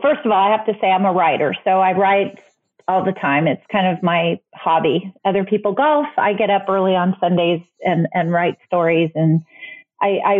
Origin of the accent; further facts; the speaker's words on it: El Paso, Texas, United States; also born or lived in Bronx, New York; I grew up there. I absolutely love El Paso